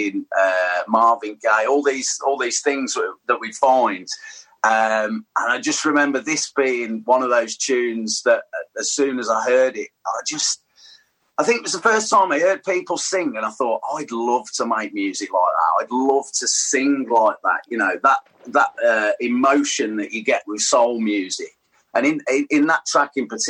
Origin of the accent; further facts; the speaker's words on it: Tamworth, West Midlands, United Kingdom; also born or lived in Sutton Coldfield / Birmingham; I grew up in Tamworth.